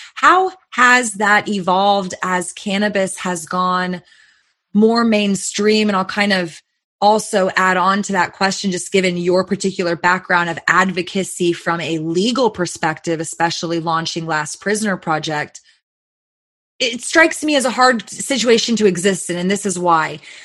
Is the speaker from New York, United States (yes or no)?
no; Texas, United States; just being a Texan and also working in this industry now